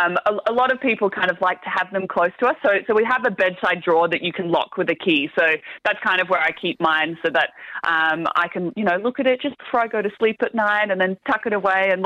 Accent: Australia

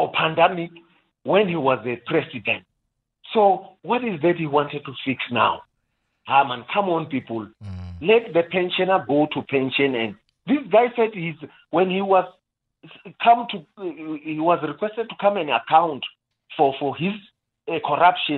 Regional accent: South Africa; as South African, a responsible South African

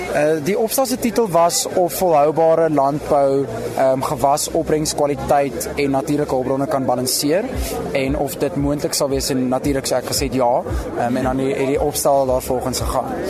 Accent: Pretoria, Gauteng, South Africa; moved away as an adult; also born or lived in Stellenbosch; Ek kom van Pretoria in Jelaris Park af. So ek's 'n stadsjapie

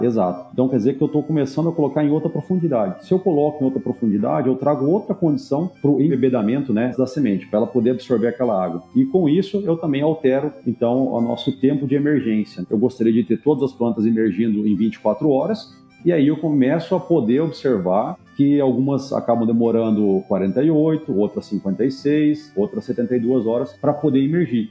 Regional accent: Primavera do Leste, Mato Grosso, Brazil; also born or lived in Santo Ângelo, Rio Grande do Sul, Brazil; Sou nascido em Santo Ângelo, mas muito cedo já, com 3, 4 anos de idade, minha família veio para o Mato Grosso

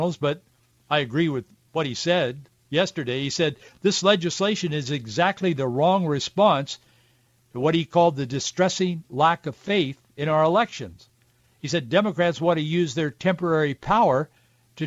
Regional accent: Yakima, Washington, United States; That was just normal for us guys growing up in the Yakima and Yakima Valley.

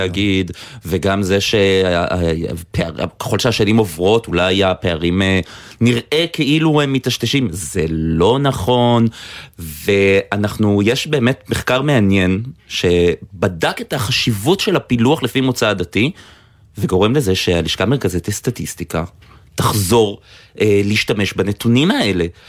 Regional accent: Haifa, Haifa District, Israel; moved away; אני חיפאי במקור.

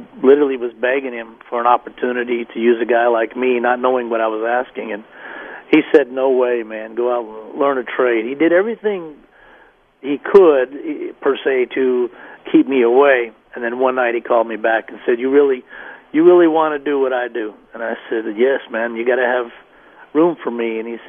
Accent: Denver, Colorado, United States; moved away as an adult; also born or lived in Dallas, Texas; move away from my hometown

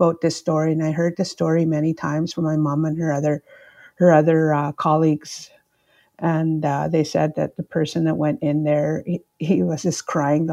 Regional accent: Opaskwayak Cree Nation, Manitoba, Canada; growing up in Opaskwayak Cree Nation

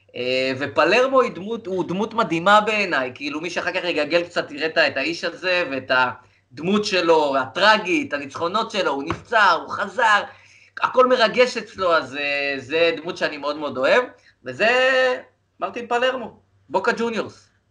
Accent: Rehovot, Central District, Israel; גם שיחקתי קצת במכבי שעריים, בעוד איזה אה, שכונה אצלנו ברחובות

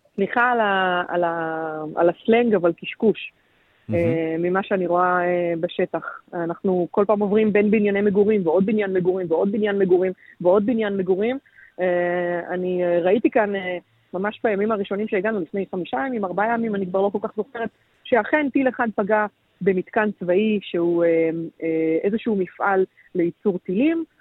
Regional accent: Israel; אצלנו בישראל

